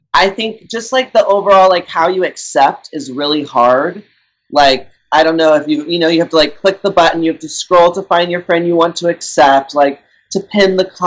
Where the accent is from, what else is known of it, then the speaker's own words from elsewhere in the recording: Texas, United States; moved away; also born or lived in California; I grew up in Texas